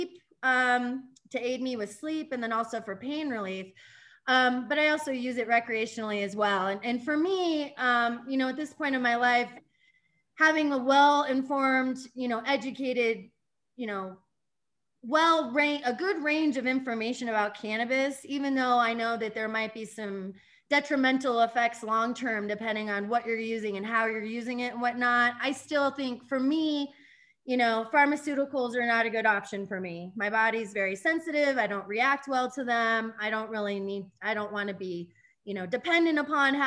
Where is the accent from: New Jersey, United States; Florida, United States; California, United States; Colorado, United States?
Colorado, United States; Denver; also born or lived in Littleton, Colorado / Boulder, Colorado; I'm actually a Denver native